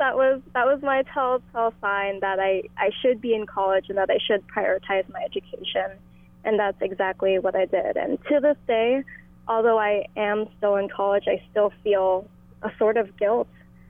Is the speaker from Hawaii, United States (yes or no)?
yes; Lahaina, Hawaii, United States; moved away as an adult; now in California, United States; growing up in Lahaina for the past 18 years